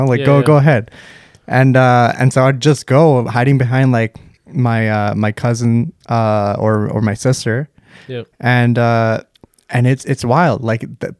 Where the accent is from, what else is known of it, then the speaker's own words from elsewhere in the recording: Vancouver, British Columbia, Canada; when we grew up in Vancouver, me and Extreme